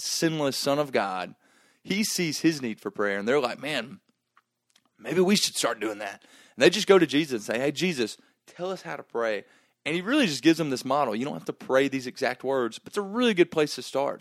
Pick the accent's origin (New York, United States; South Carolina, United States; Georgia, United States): Georgia, United States; Gainesville; I grew up in Gainesville, Georgia